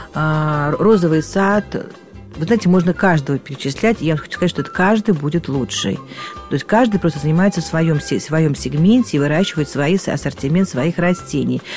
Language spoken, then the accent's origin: Russian; Moscow, Russia; я родилась и выросла в Москве, очень люблю свой город